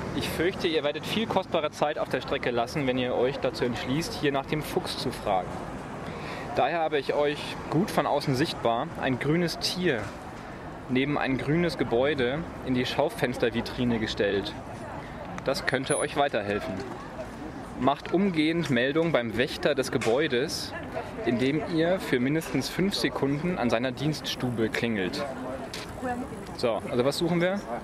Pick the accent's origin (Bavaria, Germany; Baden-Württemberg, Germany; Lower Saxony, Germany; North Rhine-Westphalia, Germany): Bavaria, Germany; Nuremberg; selbst als Nürnberger